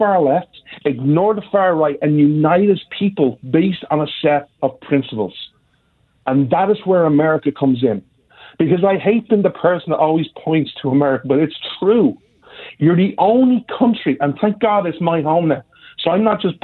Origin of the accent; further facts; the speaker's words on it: Ireland; I'm Irish